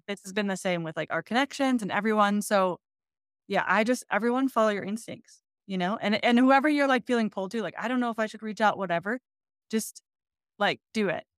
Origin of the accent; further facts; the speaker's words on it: Michigan, United States; now in Colorado, United States; I'm originally from Michigan.